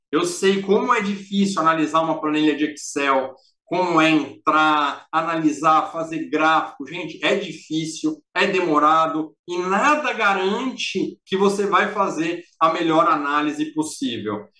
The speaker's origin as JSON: {"language": "Portuguese", "country": "Brazil", "said": "nós somos o maior país, o mais populoso"}